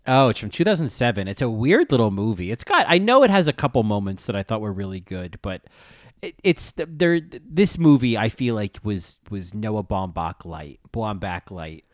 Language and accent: English; New Jersey, United States; accent: New Jersey; my New Jersey accent